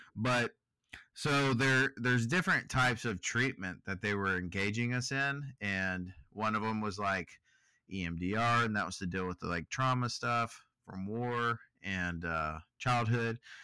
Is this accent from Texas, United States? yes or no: yes; Texas, United States; I'm from Texas and I really enjoy barbecuing